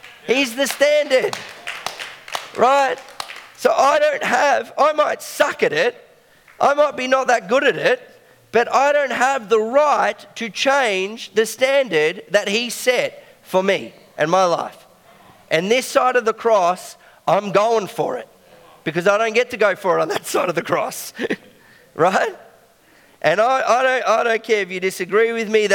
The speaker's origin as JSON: {"language": "English", "town": "Belgrave", "region": "Victoria", "country": "Australia", "tie": "born or raised there", "said": "I grew up in Belgrave"}